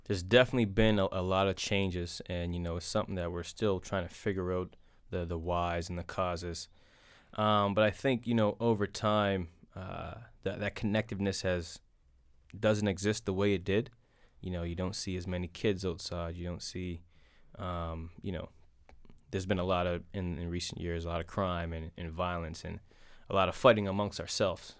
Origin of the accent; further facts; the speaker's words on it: North Preston, Nova Scotia, Canada; it's the only place I grew up